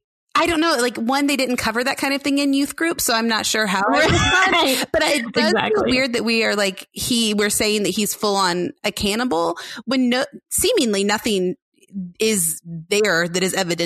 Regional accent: Mallorca, Balearic Islands, Spain; also born or lived in Boston, United States; I am from Mallorca. I grew up in Boston and my family lives in Mallorca.

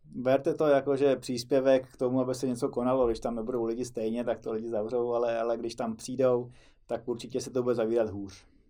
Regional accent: Czechia; My to u nás v Čechách máme o něco snažší

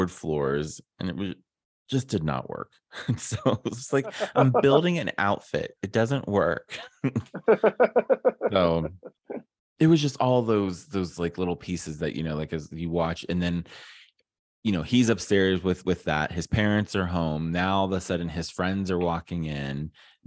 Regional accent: Ohio, United States; I'm from Ohio

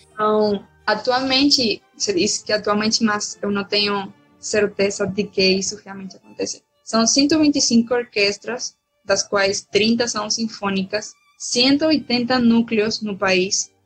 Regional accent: Valencia, Carabobo, Venezuela; Portuguese is a second language; moved away as an adult; now in Salvador, Brazil; o núcleo de onde eu sou, que é do meu estado, Valência

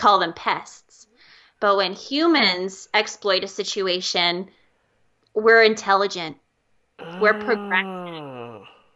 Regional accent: Calgary, Alberta, Canada; also born or lived in California; I growing up in Calgary

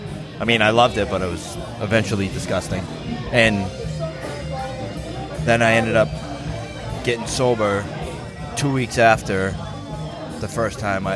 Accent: Brockton, Massachusetts, United States; where I was born and raised.

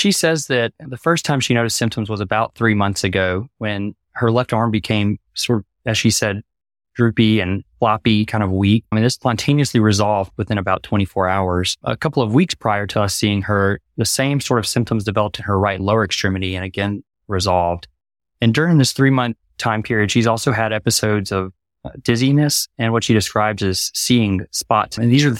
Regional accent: Jackson, Mississippi, United States; I'm from Jackson, Mississippi originally. Did my medical school training there at the University of Mississippi Medical Center

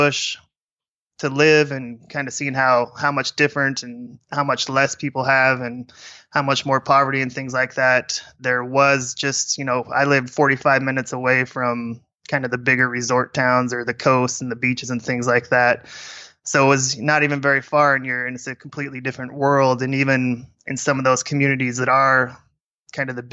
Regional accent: Nebraska, United States; also born or lived in Jamaica; growing up in Nebraska, you're kind of exposed to that lifestyle

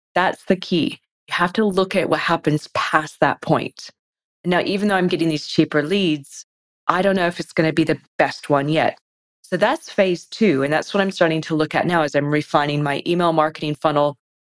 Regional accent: United States; moved away as an adult; now in Australia; I guess I'm American, but I've been in Australia since 2003.

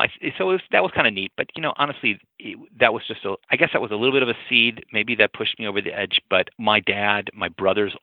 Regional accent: St. Louis, Missouri, United States; I'm from St. Louis

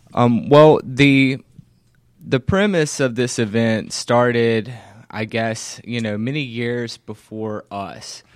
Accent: Covington, Georgia, United States; my hometown of Covington, Georgia

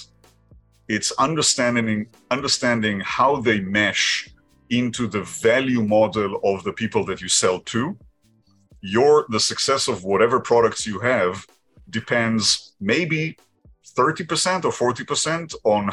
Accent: Israel; English is a second language; moved away as an adult; now in Boston, United States; I think you can judge from my kind of a little bit funny accent that I wasn't born here. I was born in Israel many, many, many years ago, last century. Took my time in Israel, trained as a physician there, and then came to Boston

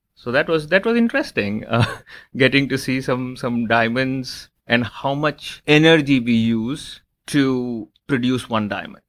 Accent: Lucknow, Uttar Pradesh, India; I was born in India, in in one of the smaller cities in India called Lucknow.

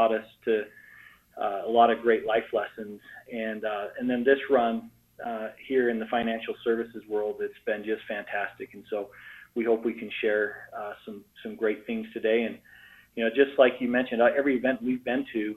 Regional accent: Salt Lake City, Utah, United States; we are from Salt Lake City, Utah

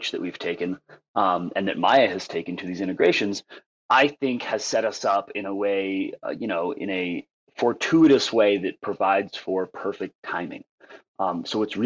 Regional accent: Nepal; I'm from Nepal, and we are a Nepalese team

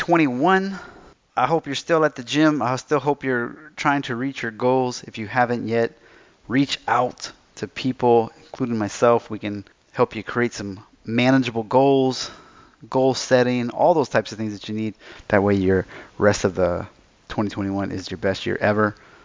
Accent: United States; now in Germany; I am American

